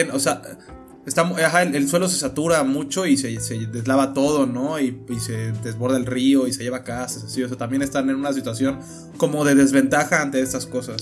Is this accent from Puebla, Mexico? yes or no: no; Cancún, Quintana Roo, Mexico; ya al final nos fuimos de Cancún un tiempo